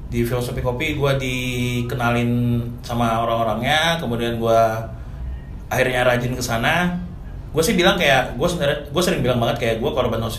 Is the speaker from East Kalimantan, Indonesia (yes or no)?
yes; Samarinda, East Kalimantan, Indonesia; now in Jakarta, Indonesia; Gue sih aslinya Samarinda, Kalimantan Timur gitu.